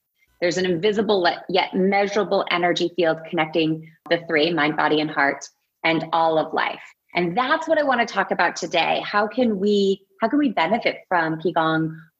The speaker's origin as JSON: {"language": "English", "region": "Alaska", "country": "United States", "tie": "born or raised there", "said": "I grew up in Alaska, which it's, you know, there's a majesty in Alaska that I've rarely experienced in other places."}